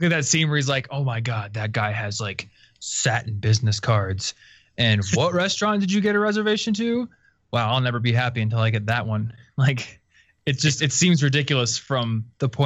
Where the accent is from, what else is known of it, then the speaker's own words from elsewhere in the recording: Iowa, United States; now in Denver, United States; I come from Iowa